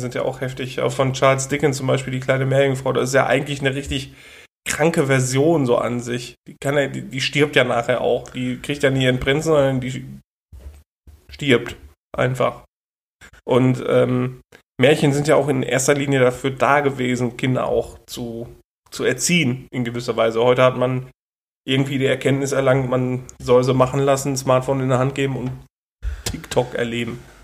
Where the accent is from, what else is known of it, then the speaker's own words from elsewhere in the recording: Germany; Ich bin Deutscher